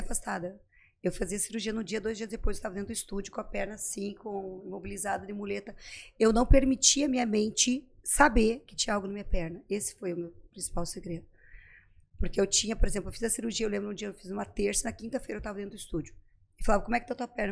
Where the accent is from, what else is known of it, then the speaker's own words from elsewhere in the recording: Pato Branco, Paraná, Brazil; moved away as an adult; also born or lived in Santa Maria / Recife / Caruaru / Florianópolis; eu sou de Pato Branco, Pato Branco daí